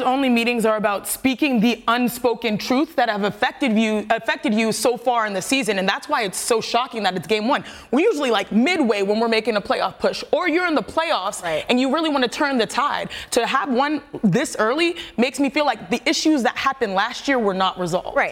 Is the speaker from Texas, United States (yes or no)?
yes; Texas, United States; growing up in Texas